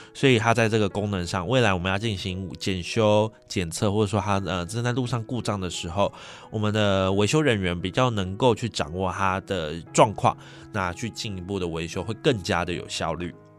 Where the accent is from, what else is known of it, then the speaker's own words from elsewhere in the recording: Taipei, Taiwan; 我是台北人